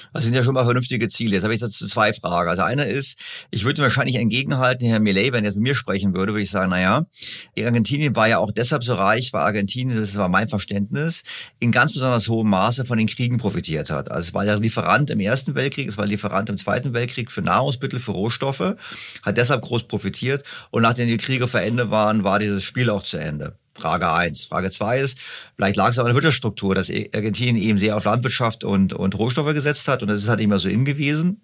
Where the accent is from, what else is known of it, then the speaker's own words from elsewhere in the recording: Germany; Bei uns in Deutschland